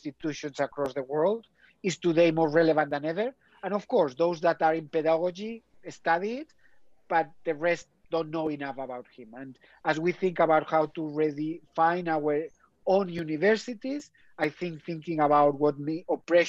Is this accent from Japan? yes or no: no; Spain; now in Oxford, United Kingdom; I'm from Spain